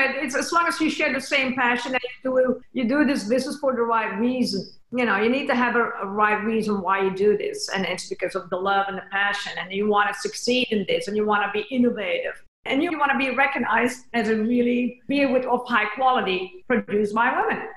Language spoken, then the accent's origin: English; Belgium; now in Austin, United States; we come all the way from Belgium